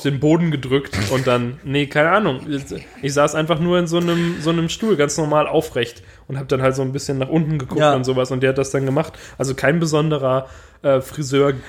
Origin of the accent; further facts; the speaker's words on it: Swabia, Germany; als Schwabe